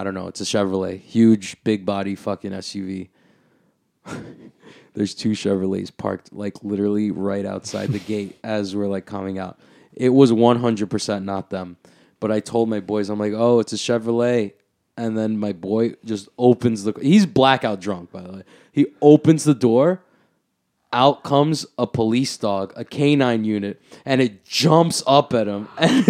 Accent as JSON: {"language": "English", "town": "Flushing", "region": "New York", "country": "United States", "tie": "born or raised there", "said": "I grew up out here in Bayside, Flushing, so I'm very familiar."}